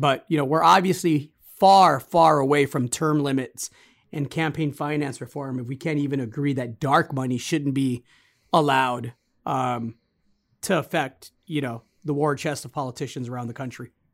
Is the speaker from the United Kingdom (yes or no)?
no; United States; As an American